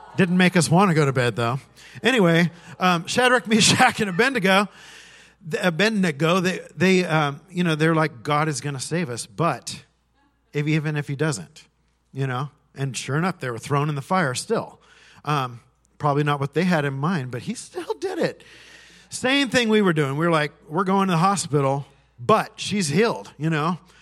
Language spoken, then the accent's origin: English; California, United States; I grew up in California